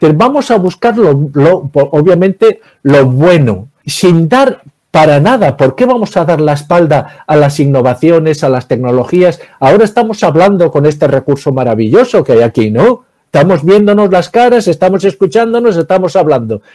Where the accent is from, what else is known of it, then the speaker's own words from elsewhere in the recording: Navarre, Spain; yo soy de Navarra